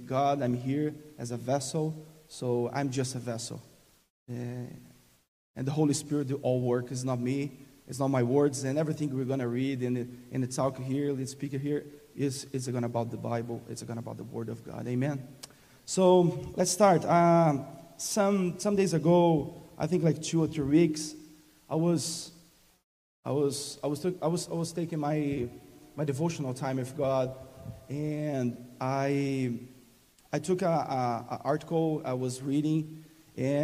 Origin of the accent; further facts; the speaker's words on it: Brazil; English is a second language; moved away as an adult; now in Texas, United States; English is not my first language